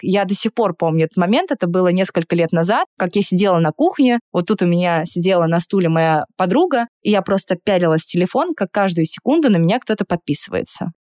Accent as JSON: {"language": "Russian", "region": "Saint Petersburg", "country": "Russia", "tie": "born or raised there", "moved": "as an adult", "lives_now": "Moscow, Russia", "said": "Я выросла в Петербурге, я петербурженка в третьем поколении, но я 10 лет живу в Москве"}